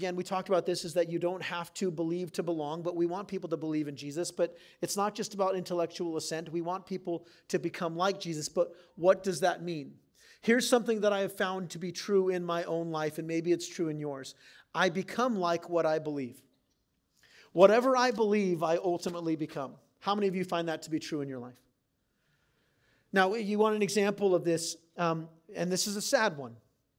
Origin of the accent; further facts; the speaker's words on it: San Diego, California, United States; also born or lived in Wisconsin / Maine; I grew up in San Diego for 2 years, moved to Wisconsin for 2 years, came back to San Diego, then moved to Maine for 2 years, then came back to San Diego.